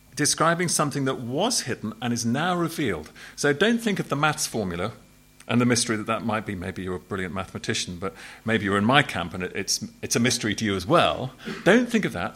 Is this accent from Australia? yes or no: no; Southampton, South East England, United Kingdom; I was brought up in Southampton, which is a port city.